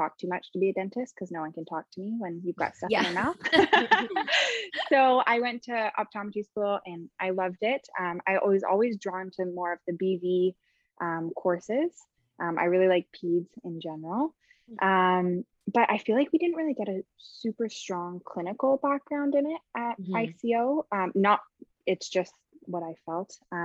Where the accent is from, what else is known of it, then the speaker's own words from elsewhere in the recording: just outside of Toronto, Ontario, Canada; I'm from just outside of Toronto. I grew up in Canada